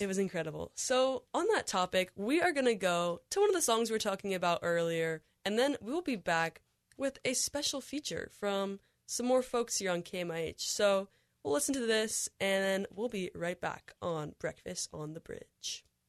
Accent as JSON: {"language": "English", "region": "Michigan", "country": "United States", "moved": "yes", "said": "I'm originally from Michigan"}